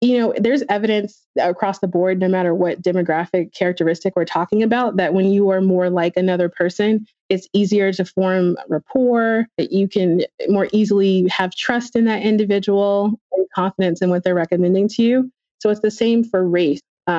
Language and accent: English; North Carolina, United States; So I grew up in North Carolina for the most part, but my parents were both military.